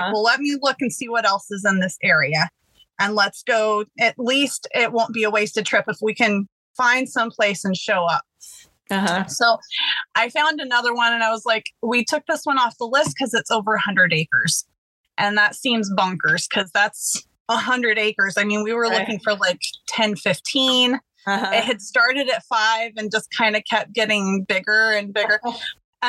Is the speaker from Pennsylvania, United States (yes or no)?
no; Texas, United States; moved away as an adult; also born or lived in Ohio; now in West Virginia, United States; I grew up in Texas, lived there still most of my life at this point